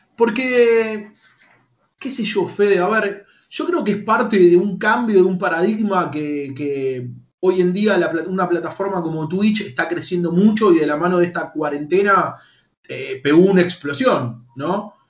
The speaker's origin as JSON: {"language": "Spanish", "town": "Lanús", "region": "Buenos Aires Province", "country": "Argentina", "tie": "born or raised there", "said": "Soy de Lanús, vivo en Lanús. Ah, vivo en Lanús, nací en Lanús"}